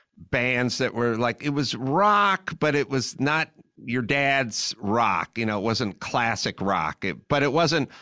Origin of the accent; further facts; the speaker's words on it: Los Angeles, California, United States; I grew up in Los Angeles